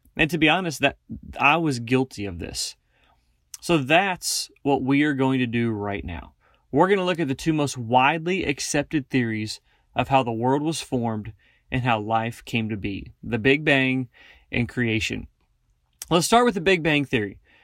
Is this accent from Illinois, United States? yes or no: no; Northeast Kansas, United States; moved away as an adult; now in Wyoming, United States; I grew up in Northeast Kansas, and I now work for Stumo